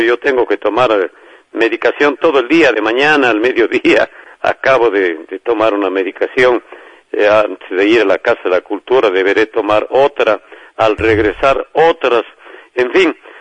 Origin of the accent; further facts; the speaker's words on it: Azogues, Cañar, Ecuador; mi tierra, que es todo lo que he hecho a lo largo de mi vida, querer, amar entrañablemente a mi barrio, el Cañirico, la quebrada de Perruncay, donde nací.